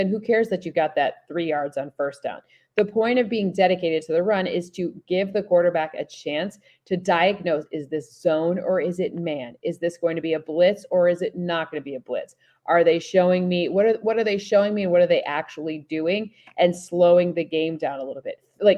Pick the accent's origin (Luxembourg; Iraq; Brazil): Luxembourg; I grew up in Luxembourg, so I do. And we used to go see soccer matches in London.